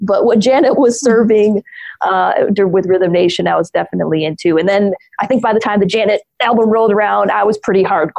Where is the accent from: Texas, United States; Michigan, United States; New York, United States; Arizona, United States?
Michigan, United States; near Detroit; I grew up near Detroit, so that's where I was living at the time